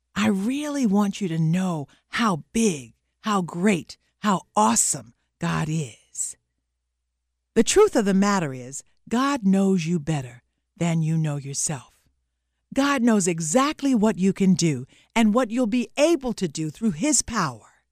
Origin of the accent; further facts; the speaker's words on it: the South, United States; I'm from the South, and every kid down South when I was growing up was familiar with the phrase fighting words